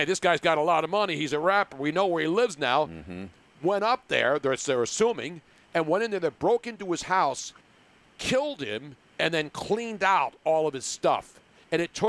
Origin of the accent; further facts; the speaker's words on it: Philadelphia, Pennsylvania, United States; as much as I love my hometown